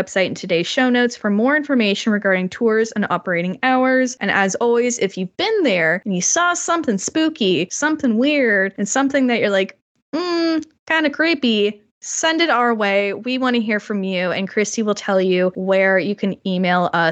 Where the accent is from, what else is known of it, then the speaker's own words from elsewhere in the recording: Canada; I am Canadian